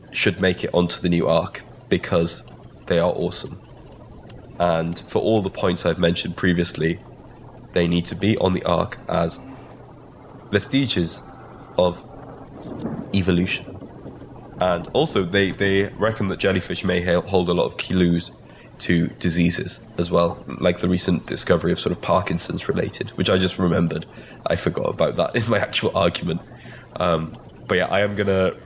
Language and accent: English; Wales, United Kingdom; first language Welsh; English is a second language; being Welsh first language that my pronunciation mm. is sometimes a little off of words